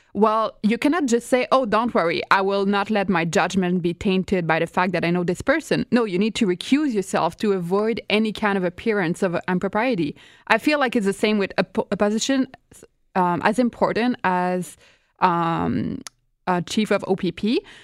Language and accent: English; Quebec, Canada; I'm from Quebec